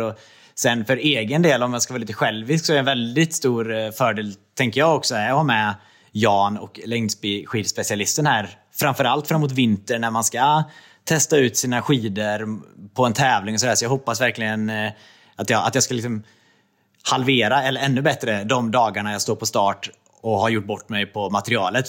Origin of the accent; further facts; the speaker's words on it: Trollhättan, Västra Götaland, Sweden; moved away as an adult; also born or lived in Östersund / Jämtland; now in Gothenburg, Sweden; jag är uppvuxen i Trollhättan